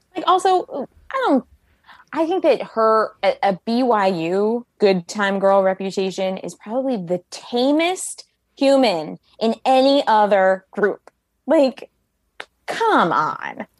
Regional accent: Bethesda, Maryland, United States; I grew up in Bethesda, Maryland

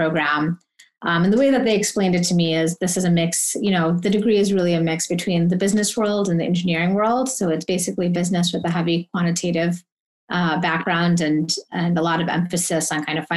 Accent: Michigan, United States; moved away; Originally, I'm from Michigan, went to school at University of Michigan

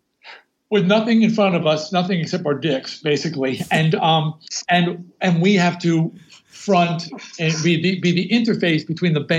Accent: Long Island, New York, United States; where I grew up on Long Island

